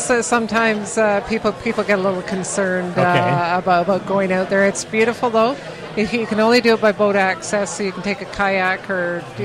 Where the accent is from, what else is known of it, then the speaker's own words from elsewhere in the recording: Vancouver, British Columbia, Canada; I grew up in Vancouver.